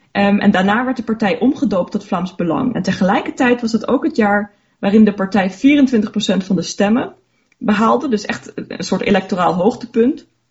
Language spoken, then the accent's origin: Dutch; Luxembourg; ik ben Luxemburgse en mijn, mijn ouders zijn Nederlanders. Ehm, ja, dus vandaar dat ik wel Nederlands spreek